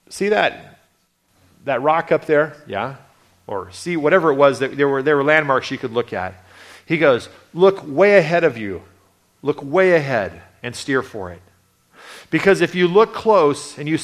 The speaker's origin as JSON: {"language": "English", "town": "Redding", "region": "California", "country": "United States", "tie": "born or raised there", "said": "I grew up in Redding, California for many, many years"}